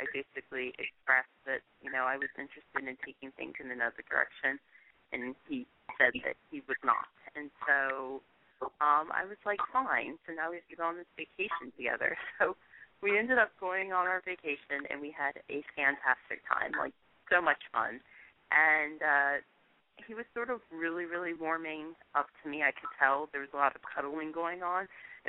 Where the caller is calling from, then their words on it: Virginia, United States; I'm calling from Virginia.